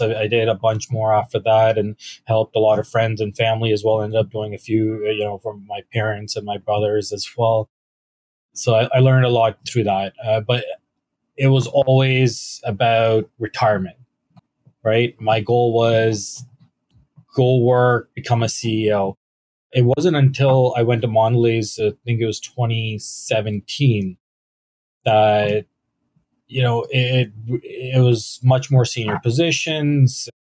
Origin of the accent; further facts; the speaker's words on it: London, Ontario, Canada; also born or lived in Mississauga / Toronto / Waterloo / Kitchener; I actually grew up in London. I went to Western